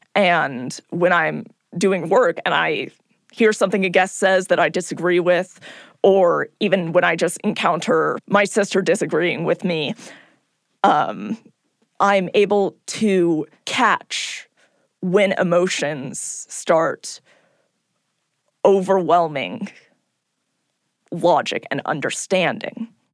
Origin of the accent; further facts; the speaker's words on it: California, United States; I'm from California.